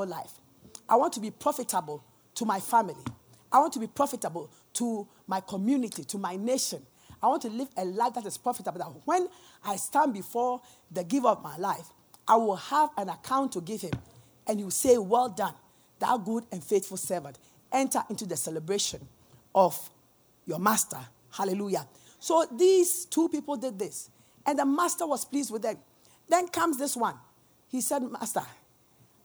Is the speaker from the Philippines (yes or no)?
no; Ghana; We are Ghanaian